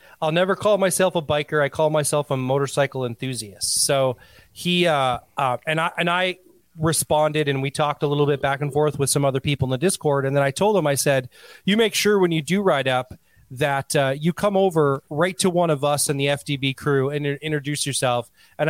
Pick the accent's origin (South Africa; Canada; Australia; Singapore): Canada; When I said I'm Native Canadian, I meant to say I'm what you would call Native American, but I'm from Canada, which simply means I'm an Indian.